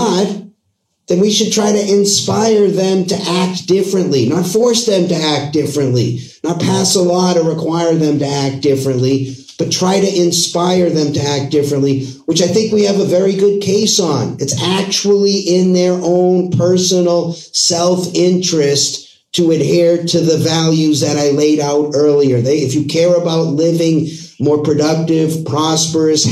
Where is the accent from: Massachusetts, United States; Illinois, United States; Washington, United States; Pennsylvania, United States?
Massachusetts, United States; Boston; also born or lived in Los Angeles; now in Arizona, United States; I'm originally from Boston